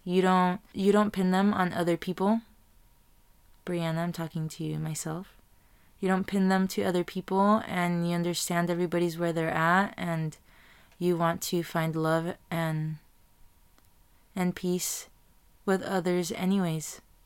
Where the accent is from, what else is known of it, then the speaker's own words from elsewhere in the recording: Tijuana, Baja California, Mexico; now in Chula Vista, United States; I was raised in T J, in Tijuana, Mexico, Baja California. And then I came to Chula Vista, and then I was raised here too